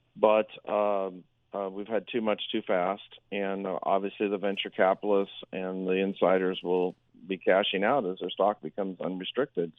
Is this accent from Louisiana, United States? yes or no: no; Berkeley, California, United States; moved away; I'm from Berkeley, California originally